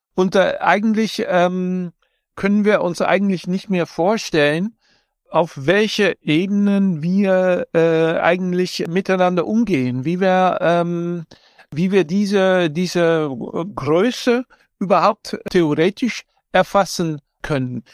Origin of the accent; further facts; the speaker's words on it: Amsterdam, North Holland, Netherlands; ich in Amsterdam äh, aufgewachsen bin